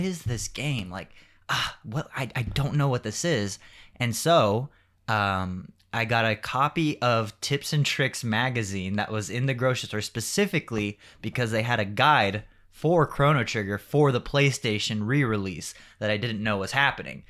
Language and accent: English; Rialto, California, United States; also born or lived in Riverside, California; I grew up in actually Rialto, but I went to school in Riverside